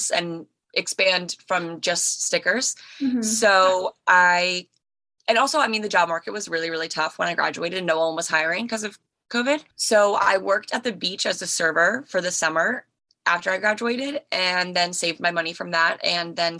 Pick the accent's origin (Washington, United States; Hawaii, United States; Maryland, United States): Maryland, United States; I am 23 and I'm from Maryland